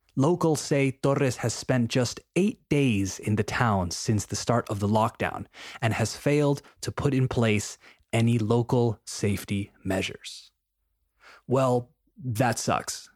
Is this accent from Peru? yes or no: yes; Peru; my home country of Peru